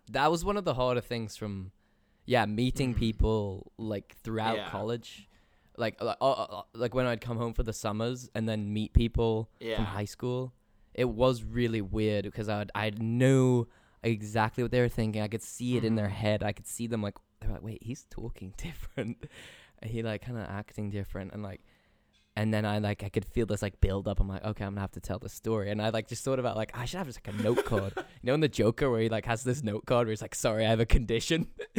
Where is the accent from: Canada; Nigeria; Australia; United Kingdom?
United Kingdom; England; So I end up having that conversation over and over again, and like solidified in my head, like yes, I am English.